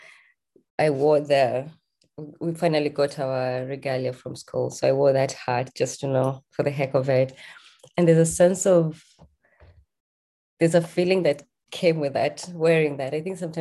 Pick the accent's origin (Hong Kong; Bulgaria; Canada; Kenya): Kenya; moved away as an adult; I'm born and raised in Kenya